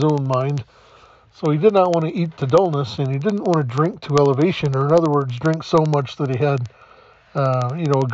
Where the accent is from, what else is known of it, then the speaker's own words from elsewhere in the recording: the South, United States; Growing up in the South